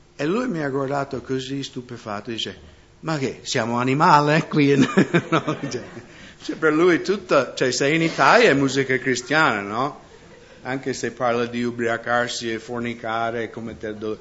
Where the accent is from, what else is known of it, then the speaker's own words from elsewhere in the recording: United States; now in Italy; io vengo dagli Stati Uniti